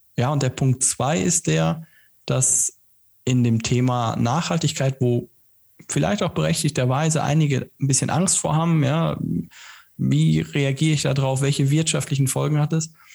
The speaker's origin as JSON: {"language": "German", "country": "Germany", "said": "bei uns in Deutschland"}